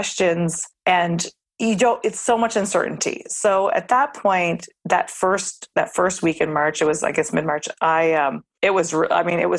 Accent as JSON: {"language": "English", "region": "Nova Scotia", "country": "Canada", "tie": "born or raised there", "moved": "yes", "lives_now": "New York City, United States", "said": "I'm born and raised in Nova Scotia, Canada"}